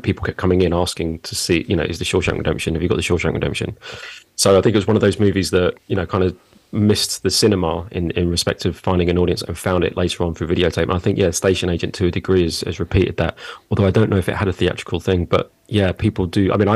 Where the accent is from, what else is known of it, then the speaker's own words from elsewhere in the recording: London, United Kingdom; now in Surbiton, United Kingdom; I was born in Roehampton. So is that technically London or Surrey? I think that's technically London. Yeah, I was born in London. So I've not strayed far from the pond.